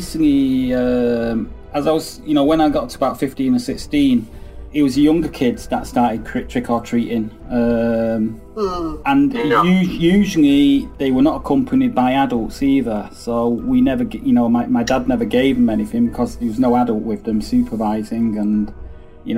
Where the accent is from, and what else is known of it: United Kingdom; born or raised there